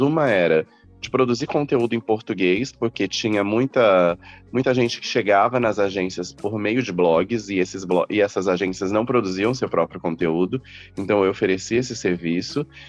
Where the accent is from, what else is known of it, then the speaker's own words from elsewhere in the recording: Campo Grande, Mato Grosso do Sul, Brazil; moved away as an adult; now in São Paulo, Brazil; Eu nasci no Mato Grosso do Sul, em Campo Grande. Eu fiz faculdade lá. E aí eu mudei para São Paulo em 2009.